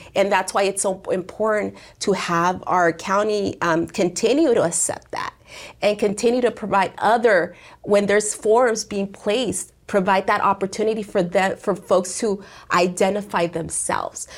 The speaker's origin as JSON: {"language": "English", "town": "Perris", "region": "California", "country": "United States", "tie": "born or raised there", "said": "I was born and raised here in the Inland Empire, in particular here in Paris and Sunnymead, which is now called Merino Valley"}